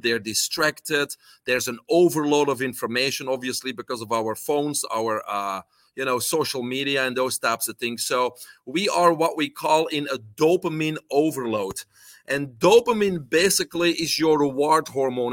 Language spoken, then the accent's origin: English; Belgium; English is a second language; moved away as an adult; now in United States; I'm originally from Belgium